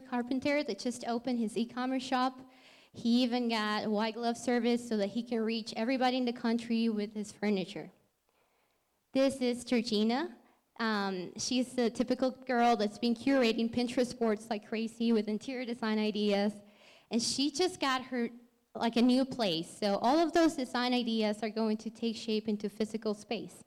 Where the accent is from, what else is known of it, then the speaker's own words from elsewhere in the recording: Lima, Peru; moved away as an adult; now in Colorado, United States; So I'm from Lima, Peru, and I moved to Colorado a little over 5 years ago.